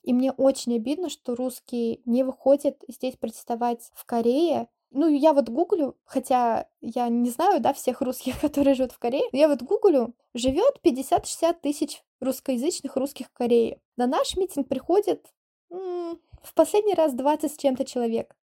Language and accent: Russian; Russia; now in South Korea; я русская, я не украинка